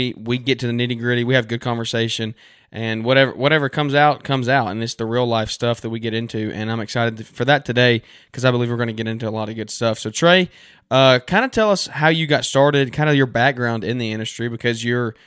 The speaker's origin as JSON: {"language": "English", "town": "Birmingham", "region": "Alabama", "country": "United States", "said": "I'm from Birmingham, so we don't have any professional sports around us."}